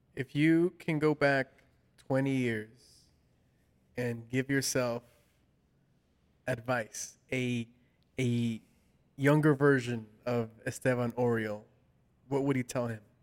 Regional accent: Los Angeles, California, United States; from Los Angeles uh, myself

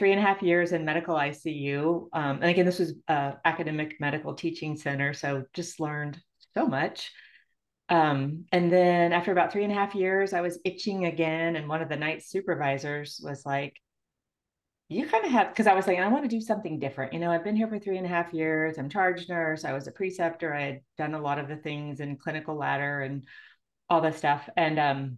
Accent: Illinois, United States; moved away; I grew up in Illinois

